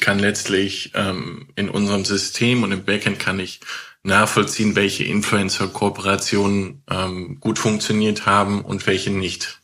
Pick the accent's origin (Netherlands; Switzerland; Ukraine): Netherlands; ich komme auch aus Holland